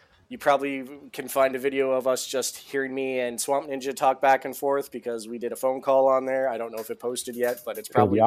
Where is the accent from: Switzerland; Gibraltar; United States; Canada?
Canada; we are Canadian